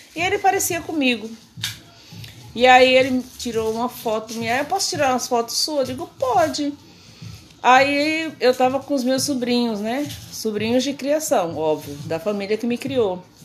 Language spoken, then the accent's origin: Portuguese; Paraíba, Brazil; moved away as an adult; now in Rio de Janeiro, Brazil; eu sou paraibana, né? Nasci, me criei no Nordeste e vim para o Rio de Janeiro com 23 anos